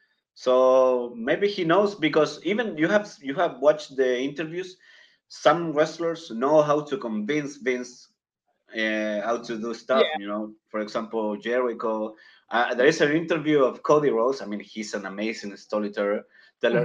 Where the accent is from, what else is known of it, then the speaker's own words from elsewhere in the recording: Chile; first language Spanish; English is a second language; My English is actually my second language. I'm from Chile.